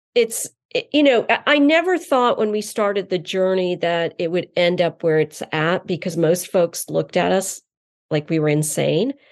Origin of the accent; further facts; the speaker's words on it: eastern North Carolina, United States; also born or lived in Iowa City, Iowa; I was born in Iowa City, Iowa, but then brought up in eastern North Carolina, and I was brought up in the South